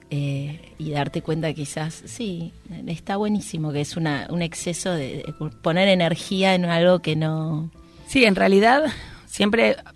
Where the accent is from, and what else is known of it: western Greater Buenos Aires, Buenos Aires Province, Argentina